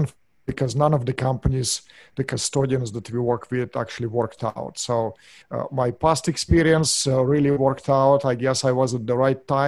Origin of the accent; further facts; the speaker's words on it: Russia; English is a second language; moved away as an adult; now in Orange County, United States; As you can hear from my accent, I'm not from here. Originally, I'm from Russia, moved here in 1996